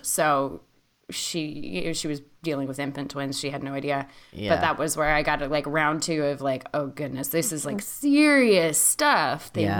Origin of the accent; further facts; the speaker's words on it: California, United States; moved away; also born or lived in Richmond, Virginia; I grew up in California in a primarily white community.